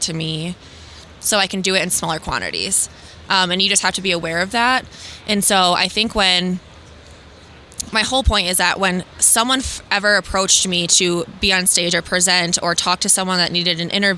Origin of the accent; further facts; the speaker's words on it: West Michigan, United States; I'm from West Michigan